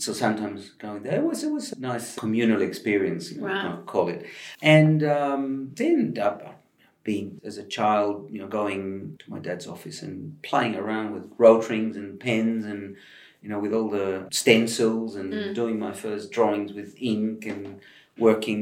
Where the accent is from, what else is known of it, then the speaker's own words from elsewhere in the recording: Argentina; moved away as an adult; now in Australia; I grew up in Argentina. I was born there, and I spent my first 25 years.